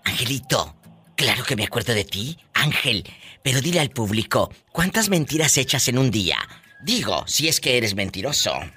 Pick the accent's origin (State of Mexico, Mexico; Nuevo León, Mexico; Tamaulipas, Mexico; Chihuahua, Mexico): Tamaulipas, Mexico; Matamoros; mi tierra, en Matamoros, Tamaulipas